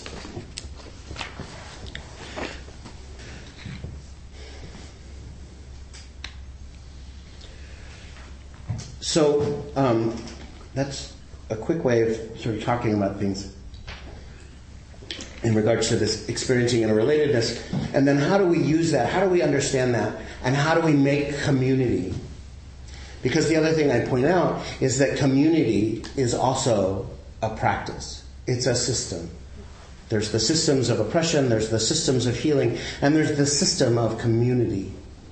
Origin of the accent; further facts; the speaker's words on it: the South, United States; I grew up in the South in a really conservative family